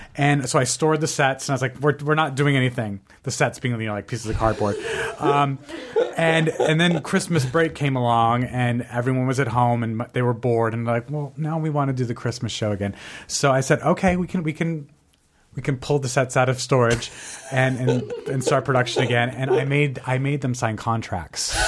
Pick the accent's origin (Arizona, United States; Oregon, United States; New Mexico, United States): New Mexico, United States; Albuquerque; moved away; I'm obviously from Albuquerque, New Mexico